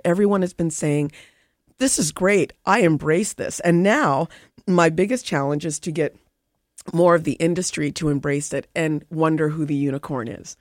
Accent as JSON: {"language": "English", "region": "Nova Scotia", "country": "Canada", "tie": "born or raised there", "said": "I grew up in Nova Scotia"}